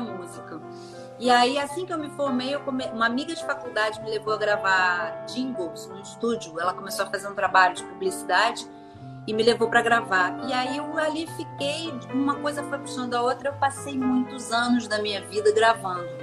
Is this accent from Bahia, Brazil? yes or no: no; Rio de Janeiro, Brazil; eu sou do Rio, sim, nascida e criada aqui, muito embora minha família originalmente seja de São Paulo